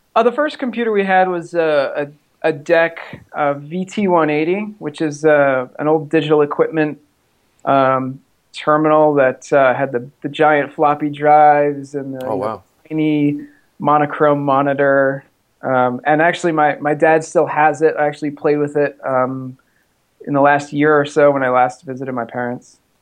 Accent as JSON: {"language": "English", "region": "Massachusetts", "country": "United States", "tie": "born or raised there", "moved": "yes", "lives_now": "Texas, United States", "said": "I grew up in the Northeast, uh, in Massachusetts, in a small town"}